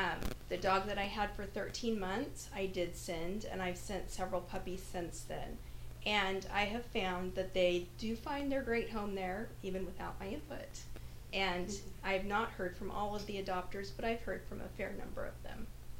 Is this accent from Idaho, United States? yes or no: yes; Idaho, United States; That said, I grew up in Idaho, which is also in the Pacific Northwest, and it's very different up there for dogs.